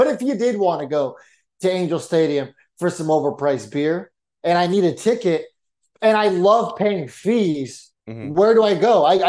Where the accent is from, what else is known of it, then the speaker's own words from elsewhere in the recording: San Diego, California, United States; growing up in San Diego for 20 years, I grew up going to a lot of Padres games.